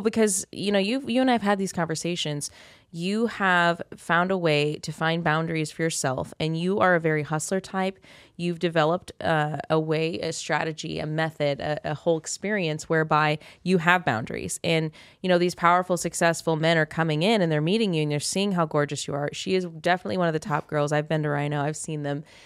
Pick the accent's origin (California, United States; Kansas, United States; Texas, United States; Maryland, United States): Kansas, United States; now in Las Vegas, United States; we've escaped. I escaped Kansas